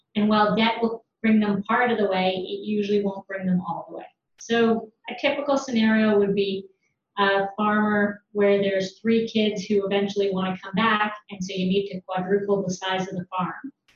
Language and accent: English; London, Ontario, Canada; I'm from London, Ontario, from a farm